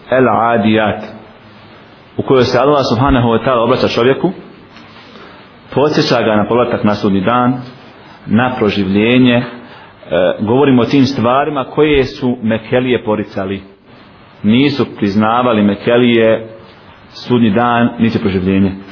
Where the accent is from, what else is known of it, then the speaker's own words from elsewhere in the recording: Bosnia & Herzegovina; kod nas u Bosni